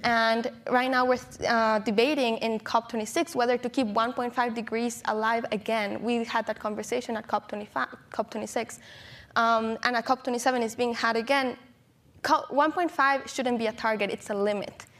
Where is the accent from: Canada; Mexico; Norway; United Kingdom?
Mexico; San Pedro Tultepec, State of Mexico; I was born and raised in Mexico in a small town called San Pedro Tultepec